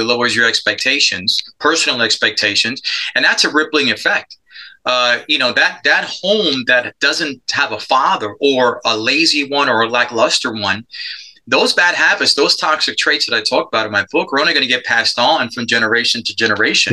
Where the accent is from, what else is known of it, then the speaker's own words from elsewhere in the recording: New York City, New York, United States; moved away as an adult; I grew up in Spanish Harlem. I'm a product of adoption